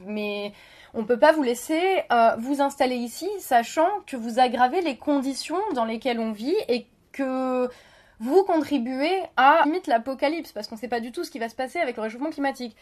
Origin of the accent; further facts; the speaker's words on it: France; chez nous en France, à Paris